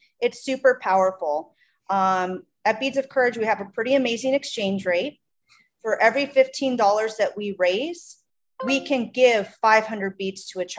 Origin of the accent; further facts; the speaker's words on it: Minnesota, United States; accent: Midwest; now in Tucson, United States; I'm from Minnesota.